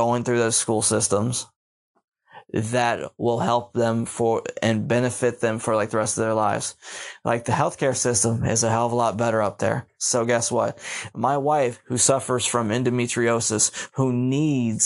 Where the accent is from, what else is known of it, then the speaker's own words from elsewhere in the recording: Pittsburgh, Pennsylvania, United States; moved away as an adult; also born or lived in Baltimore, Maryland; I grew up in Baltimore City before I moved in Pittsburgh, but I consider Pittsburgh my home.